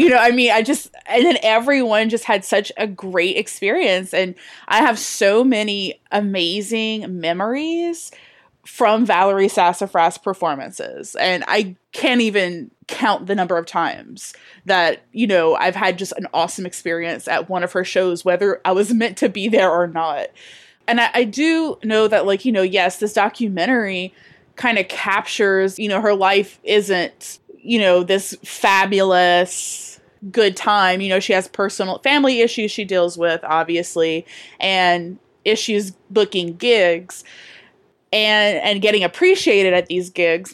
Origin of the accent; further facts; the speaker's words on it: down the Bayou, Louisiana, United States; now in New Orleans, United States; I'm from down the Bayou